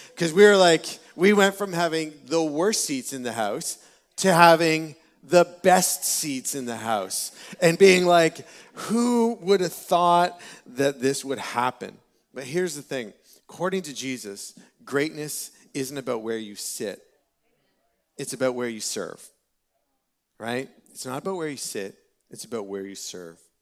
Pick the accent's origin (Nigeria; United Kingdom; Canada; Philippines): Canada; Peterborough, Ontario; I was born and raised in Peterborough